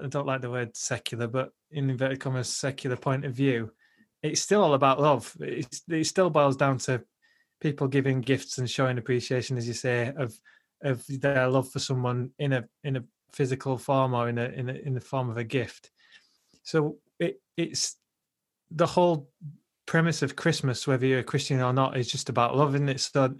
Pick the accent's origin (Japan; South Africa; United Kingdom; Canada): United Kingdom; Bradford, Yorkshire and the Humber; also born or lived in Huddersfield; Bradford's, I guess, my hometown, really. I was born in Huddersfield, but I've grown up in Bradford.